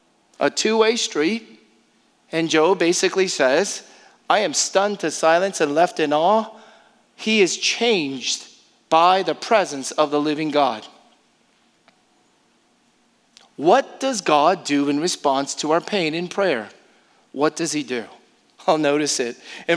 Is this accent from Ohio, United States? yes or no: no; Houston, Texas, United States; in a week where my hometown of Houston was devastated by Harvey.